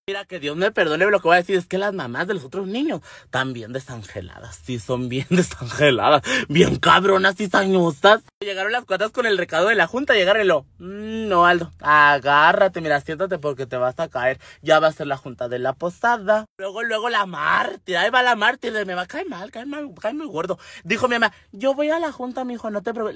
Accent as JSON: {"language": "Spanish", "town": "Temoris", "region": "Chihuahua", "country": "Mexico", "accent": "norteño", "said": "los mejores tamales se hacen en mi tierra"}